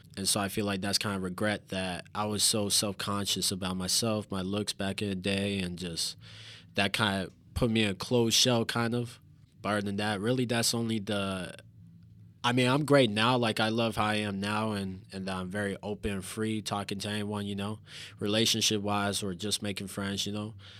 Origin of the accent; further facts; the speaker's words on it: St. Louis, Missouri, United States; moved away as an adult; also born or lived in Carbondale, Illinois; now in Joliet, United States; I'm from Saint Louis. I literally just moved here, uh, like three days ago to Joliet.